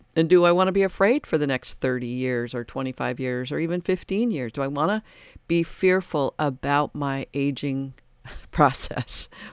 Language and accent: English; Detroit, Michigan, United States; And I grew up in Detroit, uh, outside Detroit.